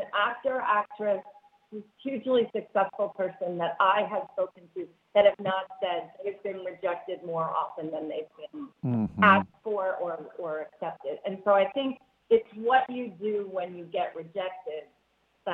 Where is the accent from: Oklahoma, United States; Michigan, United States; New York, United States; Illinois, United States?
New York, United States; I'm from New York